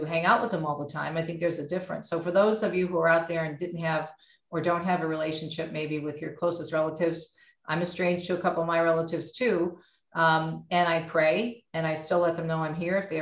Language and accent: English; Michigan, United States; also born or lived in Jersey City, New Jersey; We moved to Michigan when I was a child. So I was raised here